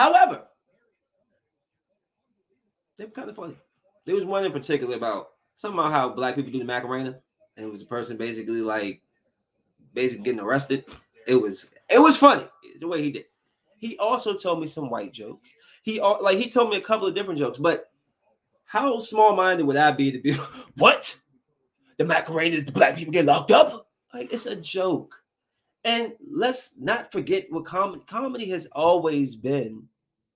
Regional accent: Bowie, Maryland, United States; I'm from Bowie. I grew up in Bowie when it was still white Bowie

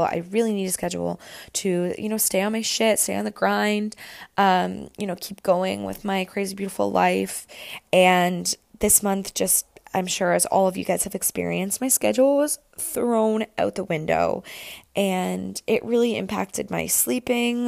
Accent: Camelford, Ontario, Canada; moved away as an adult; now in Toronto, Canada; I went home to spend the weekend in Camelford

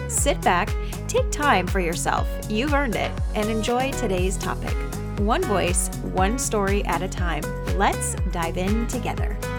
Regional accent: Arizona, United States; my home state

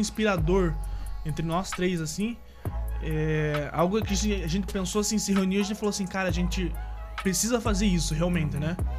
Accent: Paranaguá, Paraná, Brazil; Sou natural aqui de Paranaguá mesmo, litoral do Paraná

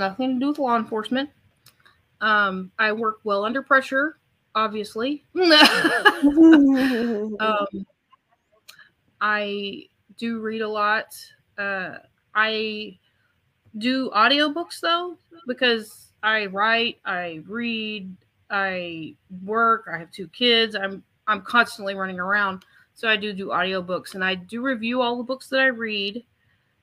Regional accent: Houston, Texas, United States; I am from the Texas Gulf Coast. I have lived here in the Houston area pretty much my entire life

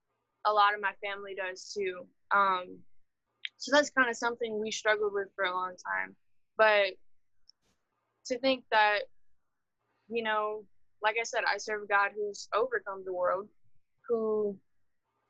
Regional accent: Marksville, Louisiana, United States; also born or lived in Baton Rouge; I'm from Marksville

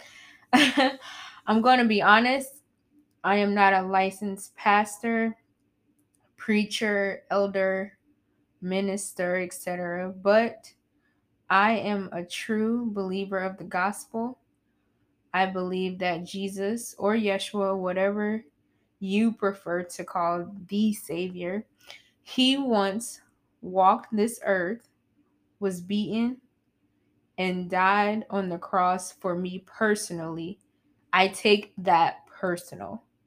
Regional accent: South Carolina, United States; I'm from South Carolina.

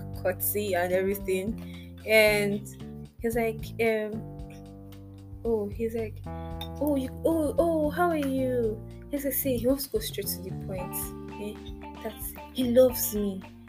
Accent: Port Harcourt, Rivers State, Nigeria; I grew up in Port Harcourt

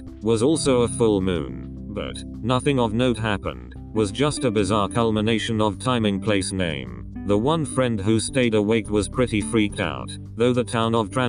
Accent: England, United Kingdom; I grew up in England in a place that's about as rural as it gets there.

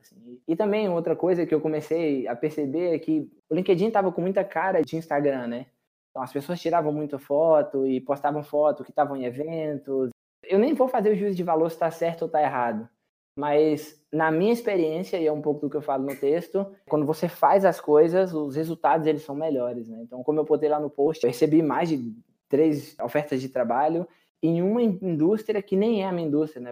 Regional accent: Correntina, Bahia, Brazil; moved away; also born or lived in Chile / United States / Canada; sou natural de Correntina, Bahia, extremo oeste baiano.

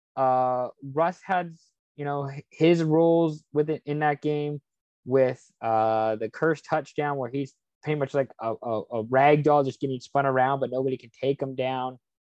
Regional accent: Lake Stevens, Washington, United States; moved away; also born or lived in Kirkland, Washington; I'm originally from Seattle. Kirkland, Washington was born there grew up uh, mostly in Lake Stevens, Washington

